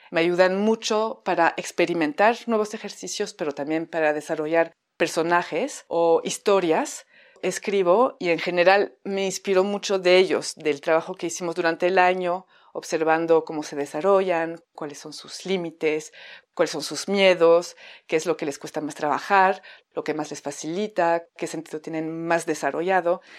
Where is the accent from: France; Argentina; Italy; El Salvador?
France; accent: French; Spanish is a second language; moved away as an adult; now in Mexico; llevo casi 14 años en México, si escuchan un acento es mi acento francés